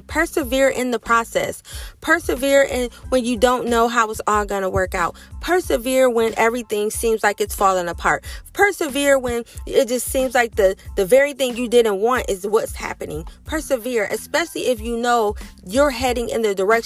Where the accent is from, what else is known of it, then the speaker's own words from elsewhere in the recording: Ohio, United States; moved away as an adult; That's where I've been living my entire life. That's where my family is